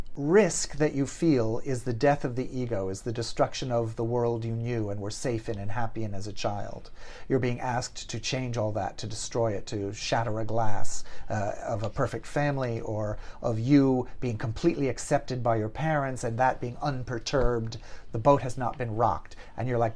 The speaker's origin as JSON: {"language": "English", "region": "Maine", "country": "United States", "tie": "born or raised there", "also_born_or_lived": "Portland, Maine / Boston area, Massachusetts", "moved": "yes", "lives_now": "Los Angeles, United States", "said": "I was born in Portland, Maine, and I grew up in Maine and just outside of Boston"}